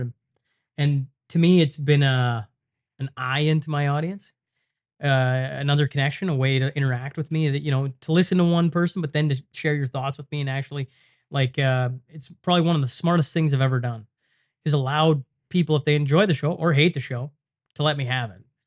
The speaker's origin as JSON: {"language": "English", "town": "Lloydminster", "country": "Canada", "tie": "born or raised there", "said": "the casino in Lloyd. And I mean, it's my hometown"}